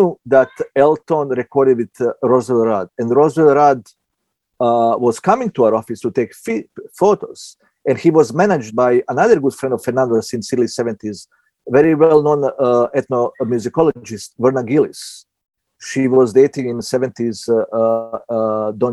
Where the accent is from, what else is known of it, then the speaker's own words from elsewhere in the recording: Southern Italy, Italy; English is a second language; moved away as an adult; also born or lived in former Yugoslavia / Belgrade; now in New York, United States; I was the guy from Southern Italy, born in former Yugoslavia, you come to New York.